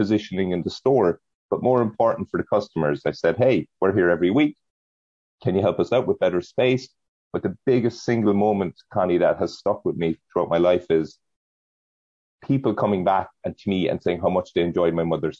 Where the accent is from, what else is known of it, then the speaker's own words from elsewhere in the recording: County Cork, Munster, Ireland; moved away as an adult; now in United States; we ran a business out of her kitchen in County Cork in Ireland in a very modest house.